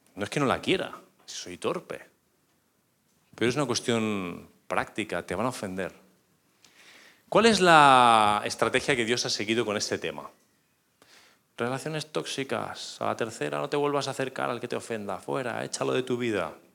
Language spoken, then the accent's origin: Spanish; northern Spain, Spain; yo soy español y del norte